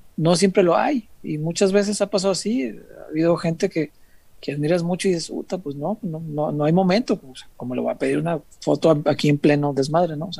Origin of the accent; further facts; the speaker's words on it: Guadalajara, Jalisco, Mexico; soy tapatío